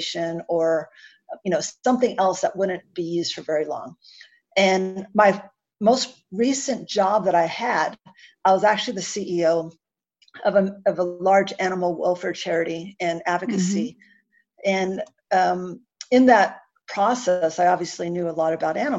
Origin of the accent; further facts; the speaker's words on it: United States; accent: American; now in Canberra, Australia; my American accent